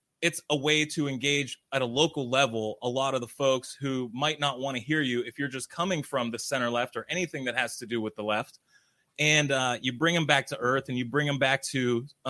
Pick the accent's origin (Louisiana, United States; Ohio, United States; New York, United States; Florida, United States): Ohio, United States; Cornersburg; also born or lived in Canfield, Ohio; So grew up in Cornersburg, went to Kirkmere.